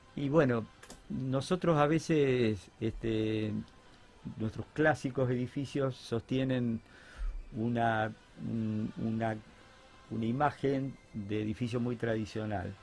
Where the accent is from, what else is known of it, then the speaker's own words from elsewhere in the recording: Concordia, Entre Ríos, Argentina; now in Rosario, Argentina; me volví a mi tierra, que es Concordia